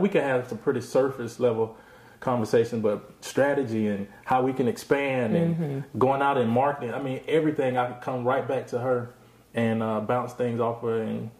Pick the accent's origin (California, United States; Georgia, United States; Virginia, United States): Georgia, United States; South; I grew up in South Georgia.